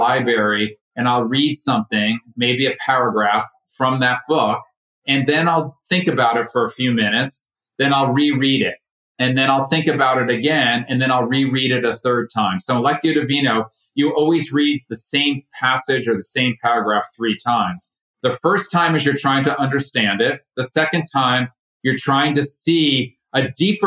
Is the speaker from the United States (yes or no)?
yes; Connecticut, United States; moved away as an adult; now in Ashland, United States; I'm originally from Connecticut, right side of out of New York.